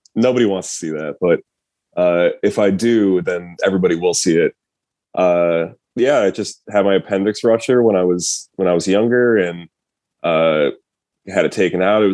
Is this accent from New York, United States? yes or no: yes; Rochester, New York, United States; we both grew up going to shows in Rochester, Syracuse, Buffalo, just the whole Western New York area